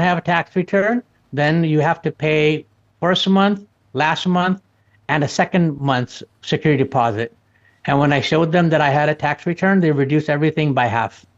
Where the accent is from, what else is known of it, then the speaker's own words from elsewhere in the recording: outside of Chicago, Illinois, United States; I grew up outside of Chicago